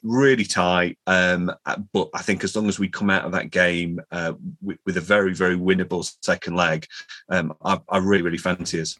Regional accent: Chesterfield, East Midlands, United Kingdom; my my hometown Chesterfield

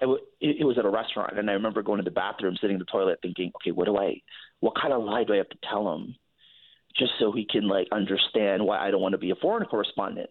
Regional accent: San Francisco, California, United States; now in New York, United States; I grew up in the Bay Area in San Francisco

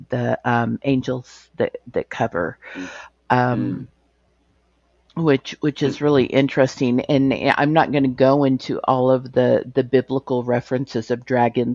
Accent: United States; I'm an American

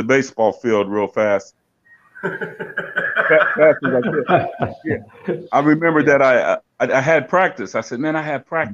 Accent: Terre Haute, Indiana, United States; I grew up playing in Terre Haute, Indiana

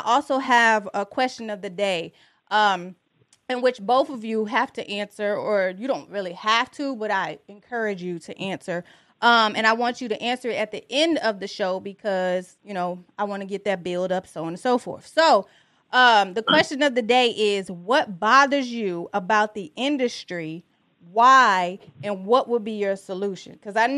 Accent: Detroit, Michigan, United States; I'm from Detroit.

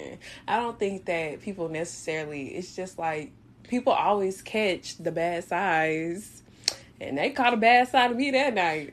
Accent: Louisiana, United States; I'm from Louisiana

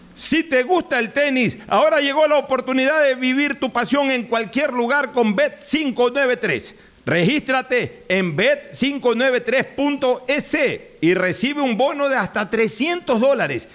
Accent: Ecuador; me siento impotente como ecuatoriano

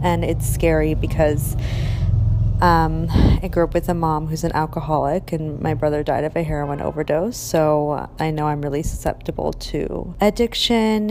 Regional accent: Orange, California, United States; I was born in Orange, California

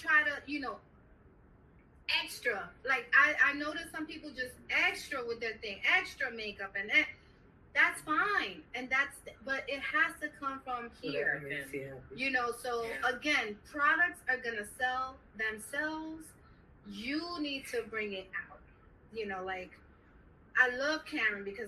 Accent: New York City, New York, United States; we're from the Bronx

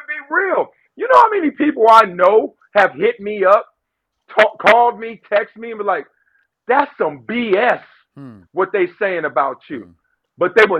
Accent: Compton, California, United States; I'm from Compton

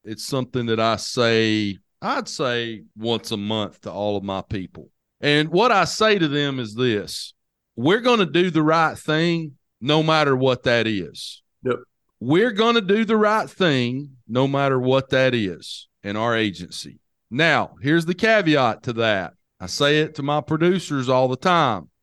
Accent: Hamilton, Alabama, United States; the hometown that I grew up in.

